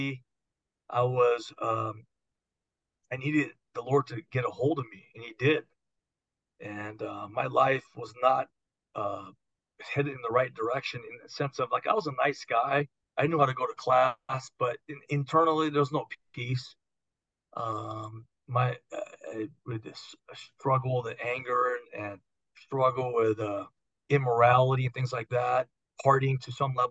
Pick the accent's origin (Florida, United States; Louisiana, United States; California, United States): California, United States; Arcadia; also born or lived in Los Angeles, United States / Monterey Park, United States / Seattle, United States; I could walk to Rio Hondo Prep from where I grew up.